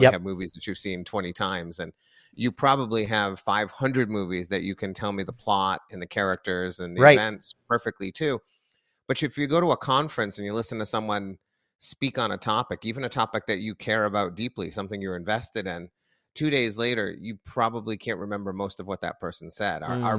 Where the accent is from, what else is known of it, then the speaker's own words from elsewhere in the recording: Massachusetts, United States; Well, I grew up just outside of Boston.